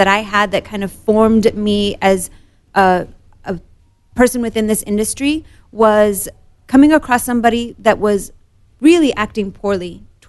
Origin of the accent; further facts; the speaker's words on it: Morocco; born there; So I was born in Morocco. Almost all of my Moroccan family is either in Morocco or Europe. My father's side of the family is mainly in West Virginia.